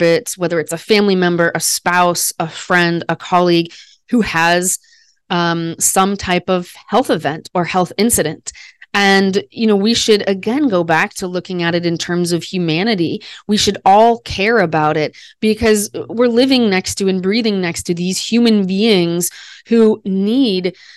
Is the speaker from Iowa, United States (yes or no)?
yes; Des Moines, Iowa, United States; I was the first baby born on Mother's Day in my hometown. I'm from Des Moines, Iowa